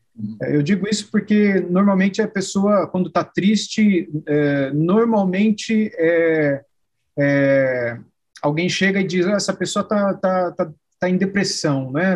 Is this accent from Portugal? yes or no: no; Araraquara, São Paulo, Brazil; Eu sou do estado de São Paulo, numa cidade